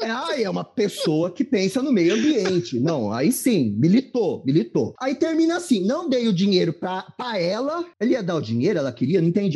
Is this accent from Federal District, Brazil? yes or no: no; Mauá, São Paulo, Brazil; eu sou de Mauá